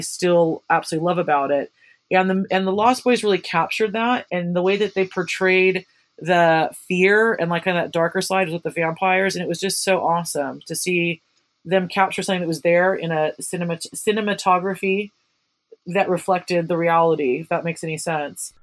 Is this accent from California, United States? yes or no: yes; Santa Cruz, California, United States; my hometown of Santa Cruz, California